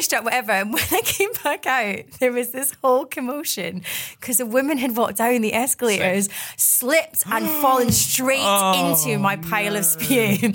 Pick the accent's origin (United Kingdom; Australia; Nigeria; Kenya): United Kingdom; Glasgow, Scotland; moved away; growing up in Glasgow has given me like so much